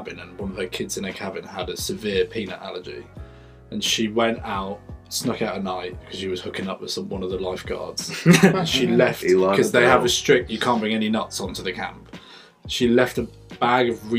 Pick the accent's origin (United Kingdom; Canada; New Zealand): United Kingdom; England; I'm from England